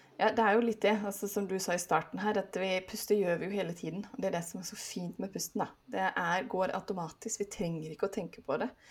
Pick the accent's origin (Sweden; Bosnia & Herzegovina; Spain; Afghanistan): Sweden; moved away as an adult; also born or lived in Oslo area, Norway; now in Oslo, Norway; Jeg er svensk, men nå har jeg bodd her i 16 år, så nå føler jeg meg snart mer norsk